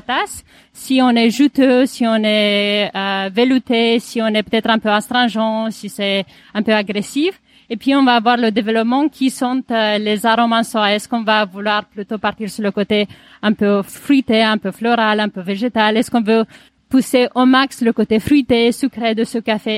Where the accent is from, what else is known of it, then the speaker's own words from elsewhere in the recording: Romania; now in Paris, France; Je suis originaire de Roumanie et j'ai venu à Paris en faisant de la musique classique